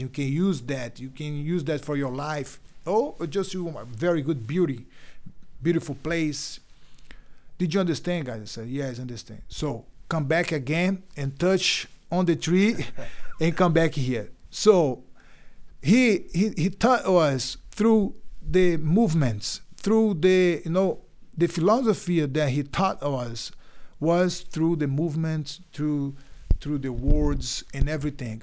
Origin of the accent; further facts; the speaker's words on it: Belém, Pará, Brazil; English is a second language; also born or lived in Bahia, Brazil; every summer we went to Bahia where I where I born, where I was born in Bahia, because we moved to Belém